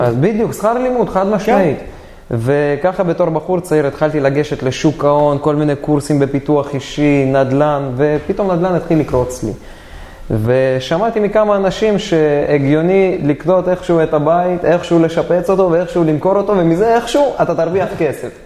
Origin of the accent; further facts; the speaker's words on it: Dimona, Southern District, Israel; מהבית הכי רגיל שיש בדימונה, אני במקור דימונאי